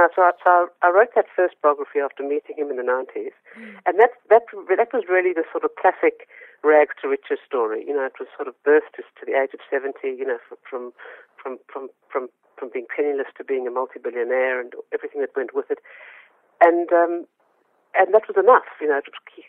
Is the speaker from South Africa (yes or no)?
yes; South Africa; moved away as an adult; now in Australia; I immigrated to Australia from South Africa